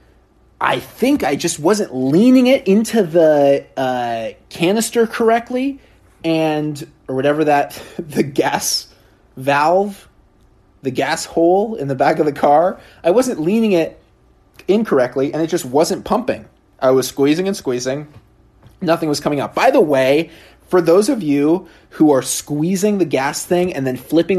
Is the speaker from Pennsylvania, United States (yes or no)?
no; Oregon, United States; now in New York, United States; I grew up in Oregon